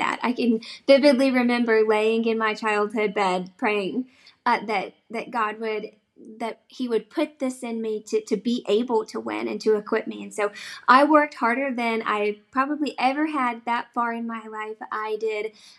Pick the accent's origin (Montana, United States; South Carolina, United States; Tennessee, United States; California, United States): South Carolina, United States; I am from South Carolina